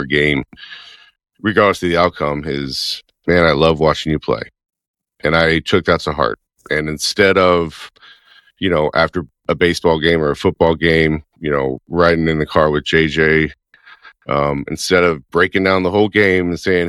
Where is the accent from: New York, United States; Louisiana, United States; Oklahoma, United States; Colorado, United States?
Louisiana, United States; Baton Rouge; moved away as an adult; growing up in Baton Rouge. I mean, we haven't lived in Louisiana for a long, long time